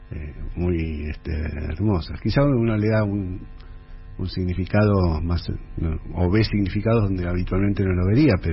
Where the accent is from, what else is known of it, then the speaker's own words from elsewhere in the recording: Lomas de Zamora, Buenos Aires Province, Argentina; also born or lived in Jujuy / Santa Fe; soy nacido en Jujuy, y después viví hasta los cuatro años en Santa Fe y ya después de los seis años adelante en, Lomas de Zamora, en Zona Sur.